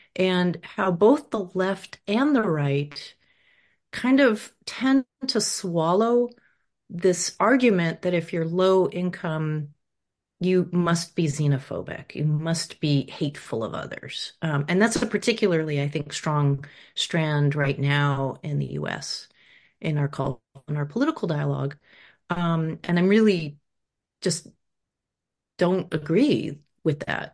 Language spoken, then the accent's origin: English; Rutland, Vermont, United States; moved away; also born or lived in Los Angeles, California, United States; We moved there from Los Angeles in the 70s when my idealistic parents thought we should get out of the um, de- you know, depraved city and moved to the countryside. And so we moved to this small town whose name always confounded us, Rutland